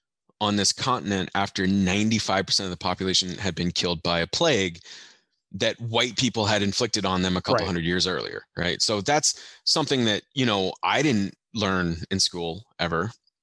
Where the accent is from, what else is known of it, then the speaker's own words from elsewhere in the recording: Germany; also born or lived in Belgium; I don't know if you know this, but I grew up in Europe.